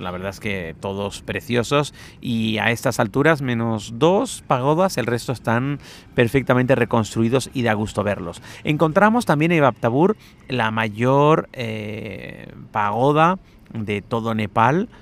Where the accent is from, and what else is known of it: Spain